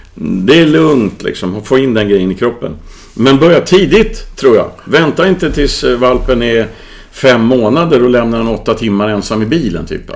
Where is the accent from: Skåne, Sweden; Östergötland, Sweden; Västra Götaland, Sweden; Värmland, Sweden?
Värmland, Sweden; moved away; när jag var barn i Värmland